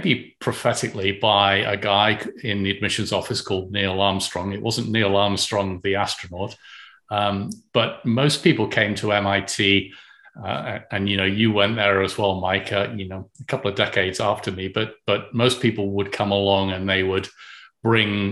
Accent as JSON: {"language": "English", "country": "United Kingdom", "tie": "born or raised there", "moved": "yes", "said": "when I went to school in the UK, I went to King Edward School"}